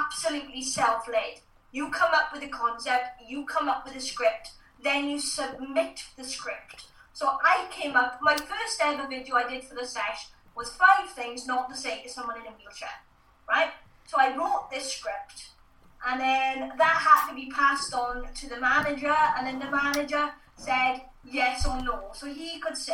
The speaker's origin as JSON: {"language": "English", "region": "South Wales", "country": "United Kingdom", "said": "because I'm from South Wales, I had to have a different dialect."}